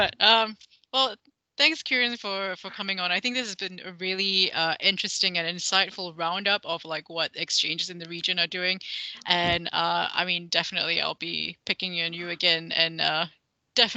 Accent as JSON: {"language": "English", "country": "Malaysia", "said": "my home country, Malaysia"}